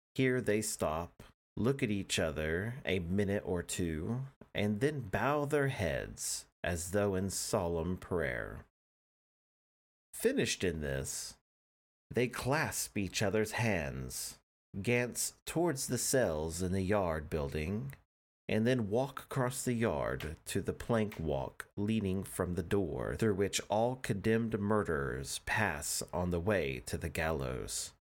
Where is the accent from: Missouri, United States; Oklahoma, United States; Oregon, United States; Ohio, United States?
Oklahoma, United States; I'm an Oklahoman